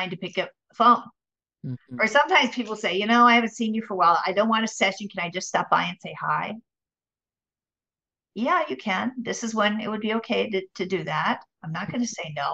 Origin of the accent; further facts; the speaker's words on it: Minnesota, United States; moved away as an adult; also born or lived in San Diego; now in Orange County, United States; I'm from Minnesota